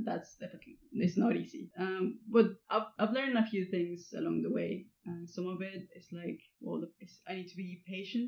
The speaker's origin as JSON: {"language": "English", "region": "Coahuila", "country": "Mexico", "tie": "born or raised there", "moved": "as an adult", "lives_now": "United Kingdom", "said": "Barbecues in my hometown are almost like a ritual."}